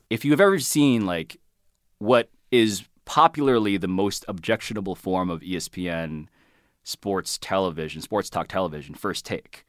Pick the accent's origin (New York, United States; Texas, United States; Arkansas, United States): New York, United States; New York City; I'm from Manhattan. Born and raised